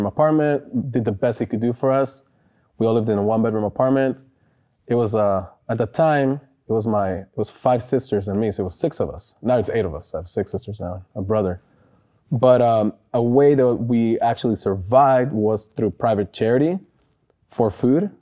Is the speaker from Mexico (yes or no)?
yes; Arandas, Jalisco, Mexico; also born or lived in Sonoma County, California / Napa County, California; now in Citrus Heights, United States; I was born and raised in Arandas, Jalisco. I got the fortune to live in Northern California when my parents brought me to the U.S.